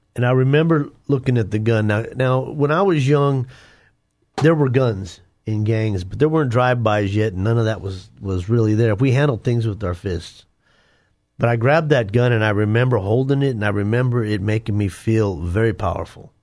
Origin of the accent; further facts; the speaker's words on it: Denver, Colorado, United States; I grew up in Denver. uh, inner city Denver